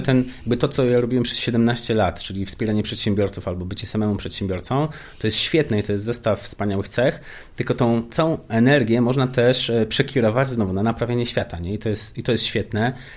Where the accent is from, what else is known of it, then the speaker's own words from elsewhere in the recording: Wrocław, Lower Silesian Voivodeship, Poland; Ja i się urodziłem i wychowałem na blokowisku, wrocławskim